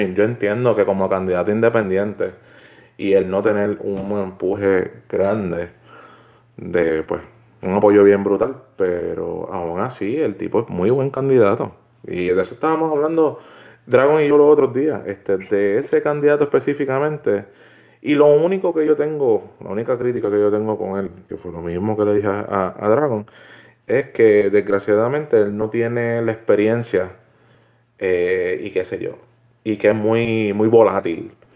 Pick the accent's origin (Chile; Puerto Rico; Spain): Puerto Rico; moved away as an adult; now in United States; estoy pendiente a las de Puerto Rico porque sinceramente es mi tierra